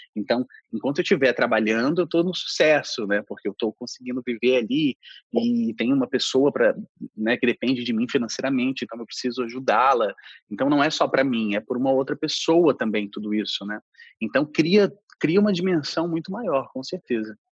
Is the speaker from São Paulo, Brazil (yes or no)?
no; Brasília, Federal District, Brazil; moved away as an adult; also born or lived in Rio de Janeiro; eu tinha deixado Brasília, né, minha cidade de origem, eh, minha cidade, minha cidade onde eu nasci, para ir para o Rio de Janeiro